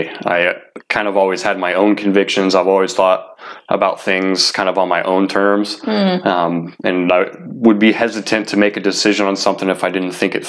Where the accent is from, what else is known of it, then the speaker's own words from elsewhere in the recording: Ohio, United States; also born or lived in Washington; I was born in Washington, but my family, my stepdad at the time, he was from Ohio, and so when my mom married my stepdad, I was like 8 months, 9 months old at the time, and after they got married, we ended up moving to Ohio.